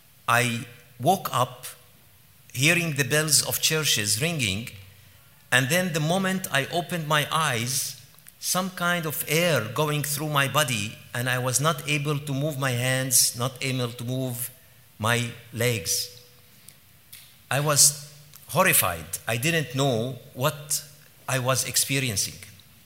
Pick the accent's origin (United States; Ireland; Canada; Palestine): Palestine; Jerusalem; born there; I was born in Jerusalem in 1967 during the Arab-Israeli War. And I was born exactly during the war.